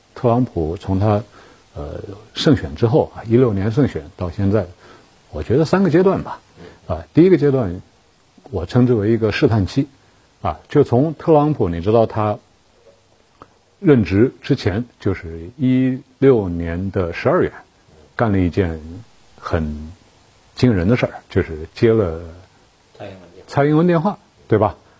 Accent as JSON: {"language": "Chinese", "country": "China", "said": "我们中国人"}